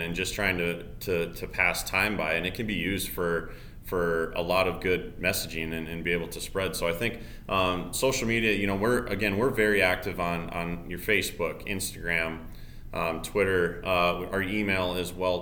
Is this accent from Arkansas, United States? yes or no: no; Summit, South Dakota, United States; I am from Summit, South Dakota, northeast, two tiny, tiny towns